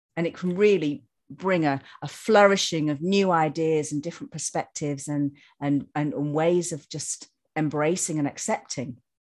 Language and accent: English; Yorkshire and the Humber, United Kingdom; growing up in Yorkshire, growing up with the woods